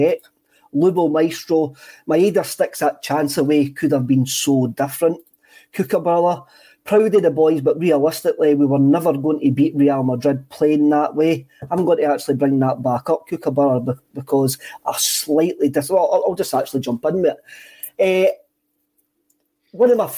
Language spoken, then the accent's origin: English; Scotland, United Kingdom; I'm Scottish